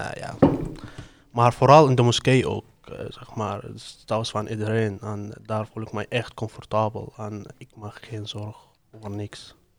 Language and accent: Dutch; Syria; now in Ede, Netherlands; Ik kom uit Syrië. Ik woon in Oede